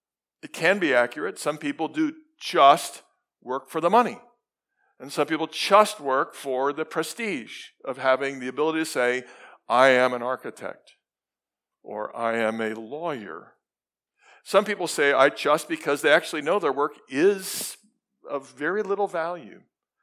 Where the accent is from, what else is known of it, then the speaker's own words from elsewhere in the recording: Sydney, New South Wales, Australia; In Australia, I just have to make sure, because I come from Sydney, and people are different in Sydney.